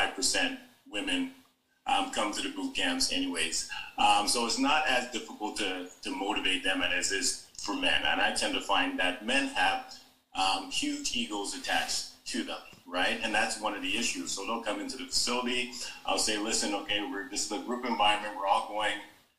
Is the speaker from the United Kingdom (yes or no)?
no; Jamaica; as a Jamaican, a strong Jamaican man